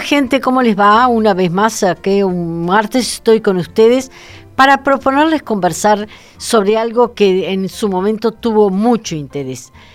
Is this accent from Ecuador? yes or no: no; Uruguay; como uruguaya